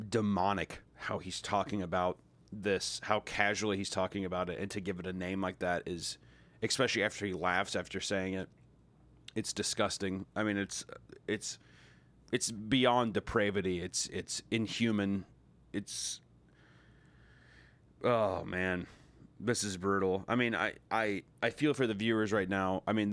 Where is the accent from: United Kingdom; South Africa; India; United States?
United States; the Bible Belt; I grew up in the Bible Belt as well.